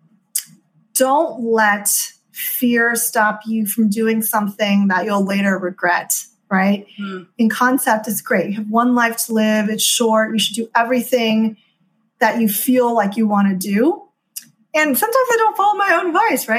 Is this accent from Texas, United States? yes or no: yes; Houston, Texas, United States; moved away as an adult; also born or lived in China / East Coast, United States; now in California, United States; I grew up in Houston, Texas